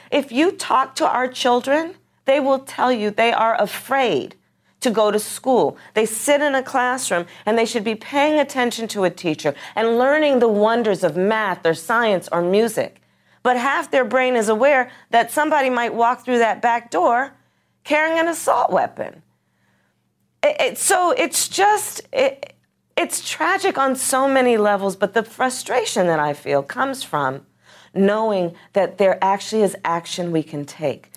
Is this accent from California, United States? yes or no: yes; California, United States; my home state of, of, of California, Gilroy